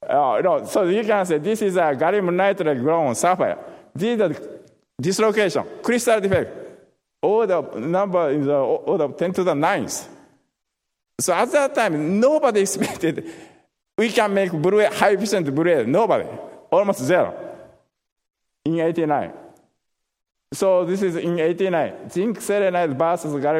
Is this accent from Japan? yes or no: yes; Japan; moved away as an adult; also born or lived in Tokushima, Japan / Florida, United States; now in United States